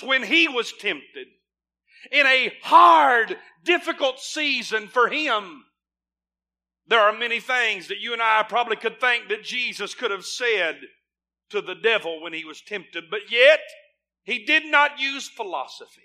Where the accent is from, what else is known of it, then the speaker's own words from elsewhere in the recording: United States; As an American